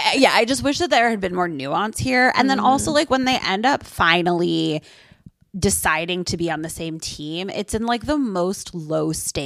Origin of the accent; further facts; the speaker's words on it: New Jersey, United States; I just knew that it was popular because I'm from New Jersey.